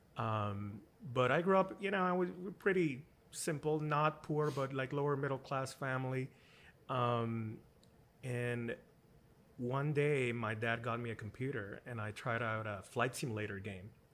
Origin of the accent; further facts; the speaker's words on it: Puerto Rico; I grew up in Puerto Rico in the countryside